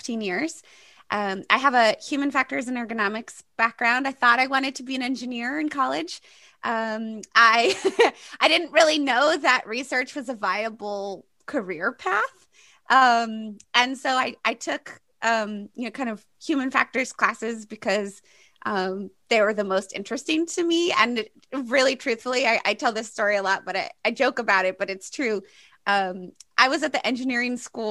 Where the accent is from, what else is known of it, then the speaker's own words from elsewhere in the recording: Maine, United States; moved away as an adult; also born or lived in Boston; I grew up in Maine, which is in the northeast part of the United States. I grew up on an island, so not exactly very urban.